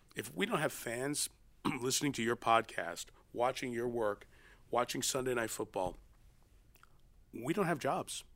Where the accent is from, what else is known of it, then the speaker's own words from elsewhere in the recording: New York City, New York, United States; I grew up in New York, only child